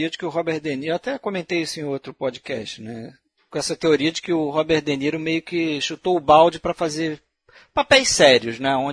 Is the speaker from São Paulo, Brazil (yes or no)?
no; Rio de Janeiro, Brazil; sou também do Rio de Janeiro.